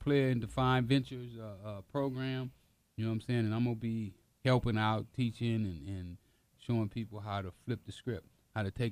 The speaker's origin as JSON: {"language": "English", "town": "Los Angeles", "region": "California", "country": "United States", "tie": "born or raised there", "said": "we grew up in South Central L.A."}